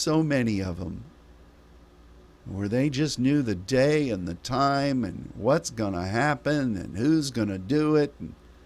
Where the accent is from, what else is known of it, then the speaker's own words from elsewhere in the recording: United States; As an American